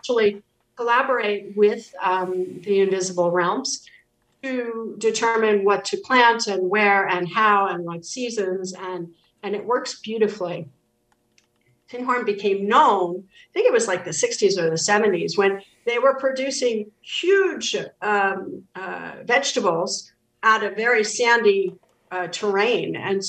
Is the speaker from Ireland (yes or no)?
yes; Ireland; No, I've been to Ireland plenty of times. I'm Irish.